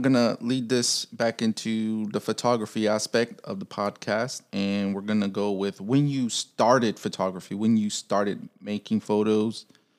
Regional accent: Chicago, Illinois, United States; moved away; I'm from Chicago

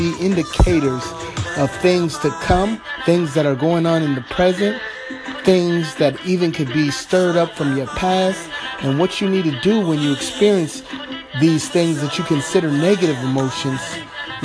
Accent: Los Angeles, California, United States; Los Angeles, California, my hometown

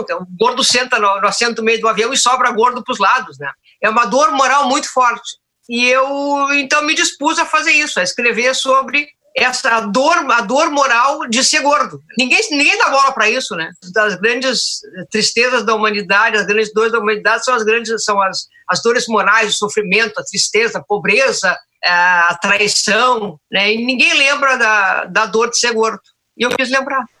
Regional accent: Porto Alegre, Rio Grande do Sul, Brazil; Nascida e criada no Bonfim

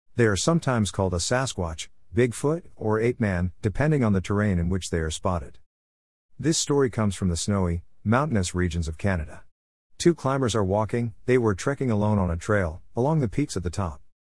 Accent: England, United Kingdom; also born or lived in Farnham, Surrey; Growing up in England

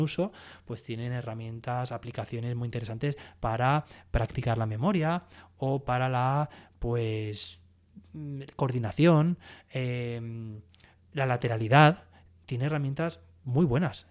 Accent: Alicante, Valencian Community, Spain; soy alicantina

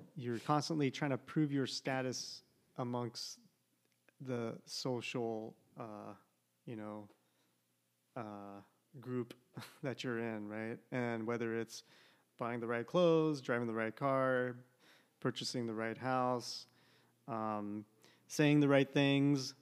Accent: San Jose, California, United States; moved away as an adult; now in Portland, United States; my hometown, San Jose, California

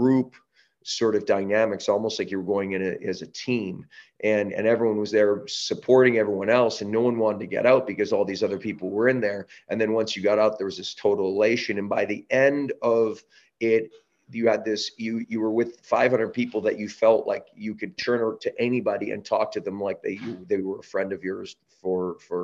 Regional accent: Canada; also born or lived in Southern California; now in San Diego, United States; I'm from Canada. We don't live in echo chambers as much up there

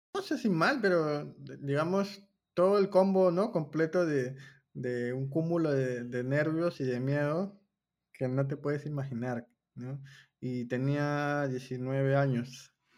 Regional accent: Peru; soy de Perú

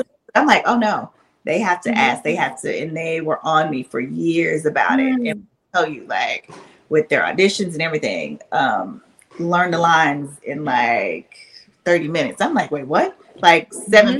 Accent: Shreveport, Louisiana, United States; now in Atlanta, United States; my hometown shreveport

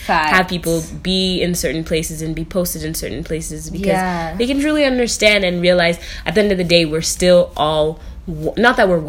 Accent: United States; I'm American

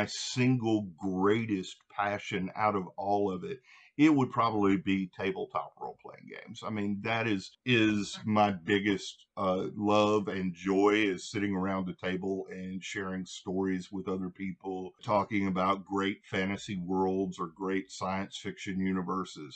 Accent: Louisiana, United States; now in Nashville, United States; Originally, I am from Louisiana. I reside now in Nashville, Tennessee

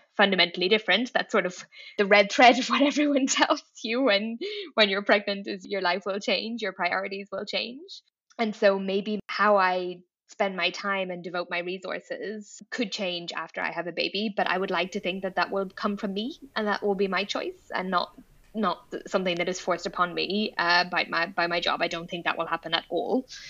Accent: Dublin, Leinster, Ireland; moved away as an adult; also born or lived in Paris; now in Brussels, Belgium; I am Irish. I grew up in Dublin.

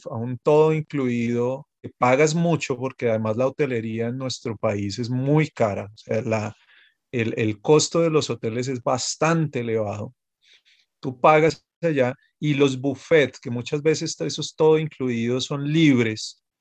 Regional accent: Bogotá, Bogotá Capital District, Colombia; yo soy de Bogotá, pero todo, yo creo que no hay, bueno, sí debe haber, claro que sí, pero, pero muchos bogotanos pues tenían pensado ir a San Andrés.

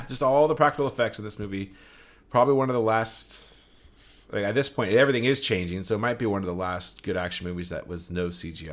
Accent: California, United States; I'm a Californian

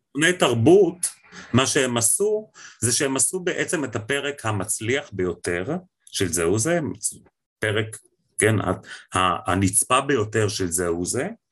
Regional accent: Israel; המקום שלנו כישראלים בתוך המזרח התיכון

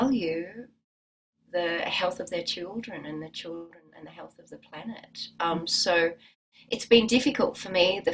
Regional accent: Australia; also born or lived in Byron Bay / Wahroonga; I'm Australian.

